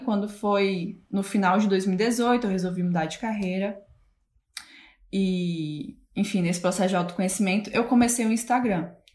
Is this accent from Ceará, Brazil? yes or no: yes; Fortaleza, Ceará, Brazil; moved away as an adult; also born or lived in Hull, England; now in Manchester, United Kingdom; na mesma cidade que eu nasci, né? Que é Fortaleza, Ceará. Sou, sou do Ceará